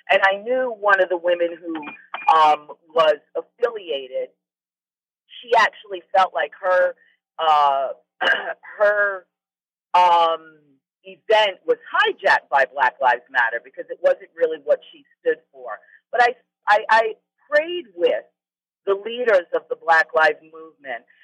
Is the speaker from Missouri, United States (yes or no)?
no; New York, United States; also born or lived in Anchorage; now in Alaska, United States; I was born and raised in New York. I'm used to more happening, more going on.